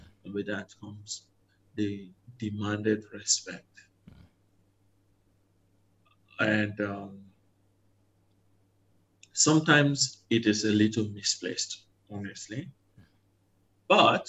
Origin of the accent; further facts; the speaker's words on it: southern Nigeria, Nigeria; moved away as an adult; now in Malaysia; I come from Nigeria. I come from the southern part of Nigeria, where it's okay to respectfully question your elder